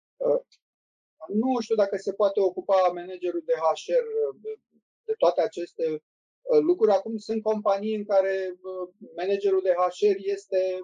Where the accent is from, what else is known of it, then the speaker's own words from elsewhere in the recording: Romania; suntem români și cam știm cum funcționăm